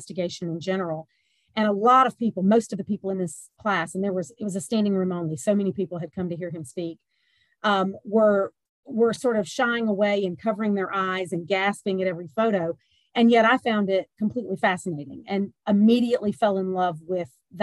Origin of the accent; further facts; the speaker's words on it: the South, Georgia, United States; also born or lived in Pennsylvania; I am a warm weather bird, born and raised in the South. And so I came back home.